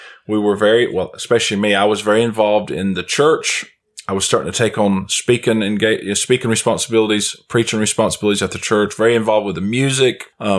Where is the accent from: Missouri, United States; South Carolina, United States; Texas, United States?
South Carolina, United States; moved away as an adult; also born or lived in Cyprus; So we, of course, are living in South Carolina now, which is my hometown.